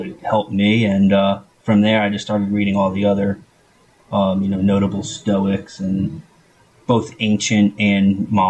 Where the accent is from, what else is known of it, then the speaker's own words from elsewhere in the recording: New Jersey, United States; Yeah, that's my mailing address was actually Hackettstown, but I lived in Morris County.